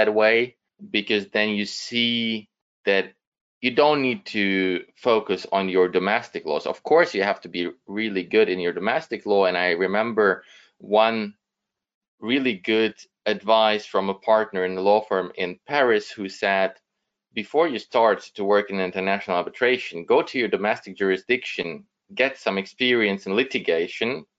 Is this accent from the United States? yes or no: no; Düsseldorf, North Rhine-Westphalia, Germany; first language German and Russian; English is a second language; also born or lived in Ukraine; I've been born in Ukraine in 1987. My parents moved to Germany. So I grew up in Germany, finished school in Germany, and went to university in Düsseldorf, which is my hometown